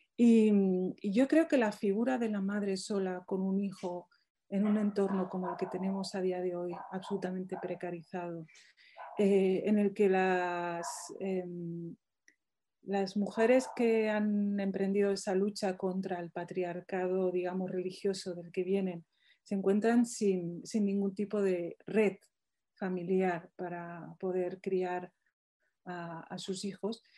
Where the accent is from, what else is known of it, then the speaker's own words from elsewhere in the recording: Morocco; now in Spain; mi pueblo de Marruecos